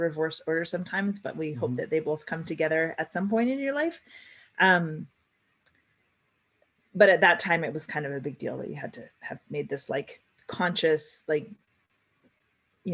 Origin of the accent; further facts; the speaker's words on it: British Columbia, Canada; also born or lived in Alert Bay, British Columbia / Oak Bay, Victoria, British Columbia; now in Vancouver, Canada; when we moved from Alert Bay, where I was born, to Oak Bay when I was 17 months old